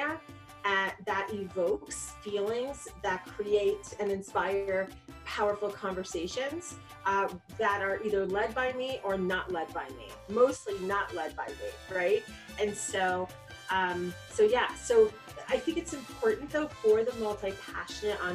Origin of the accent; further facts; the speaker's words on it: New York City, New York, United States; I grew up in New York. I was born in Manhattan